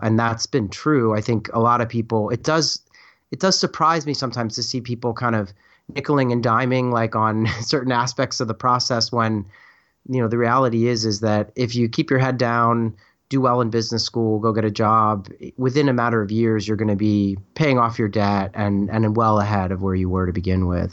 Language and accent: English; Philadelphia, Pennsylvania, United States; I was kind of from the Philadelphia area.